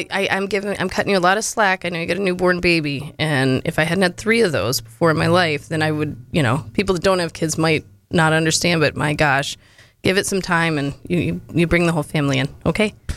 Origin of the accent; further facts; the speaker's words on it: Florida, United States; moved away as an adult; also born or lived in Tennessee / St. Petersburg, Florida; now in Monroe, United States; I was born in Monroe, and um, I was raised the majority in Florida.